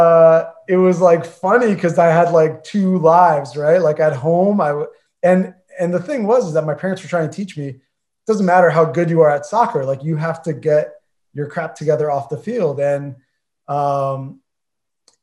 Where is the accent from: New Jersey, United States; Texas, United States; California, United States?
New Jersey, United States; moved away; we're all from Jersey